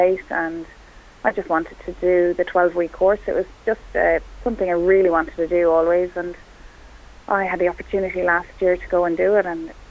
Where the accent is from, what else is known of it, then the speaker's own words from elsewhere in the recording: Dingle, Munster, Ireland; first language Irish; English is a second language; Yeah, it's my first language here and we still only speak Irish at home.